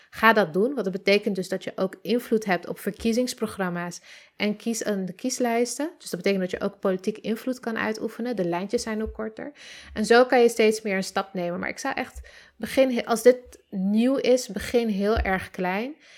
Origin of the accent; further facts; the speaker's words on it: Amsterdam, North Holland, Netherlands; ik ben, eh, geboren in Oost, getogen in de Pijp tot mijn zevende en daarna verhuisd naar Noord.